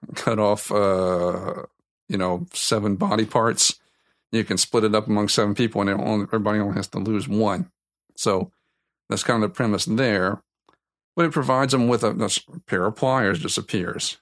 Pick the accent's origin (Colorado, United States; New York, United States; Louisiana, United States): Louisiana, United States; South; I'm from South Louisiana